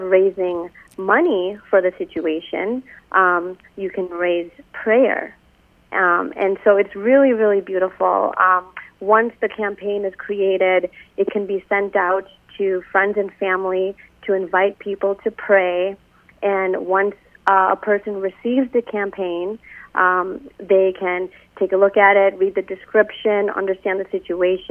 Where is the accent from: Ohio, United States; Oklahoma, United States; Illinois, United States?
Illinois, United States; Chicago; I grew up here in the Chicagoland area